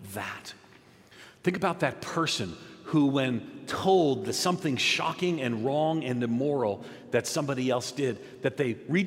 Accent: outside of New York City, United States; I grew up nominally Catholic in New York, outside of New York City

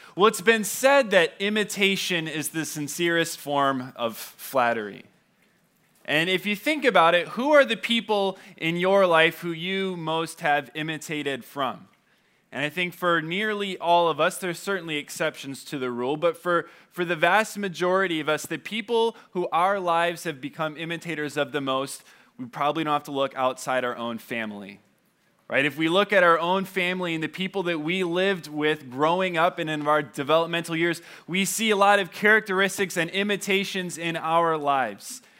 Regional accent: California, United States; moved away; I say I'm from California

